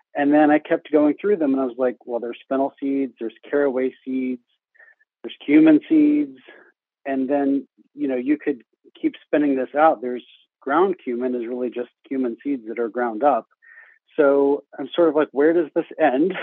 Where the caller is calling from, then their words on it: Lost River, West Virginia, United States; I'm calling from Lost River, West Virginia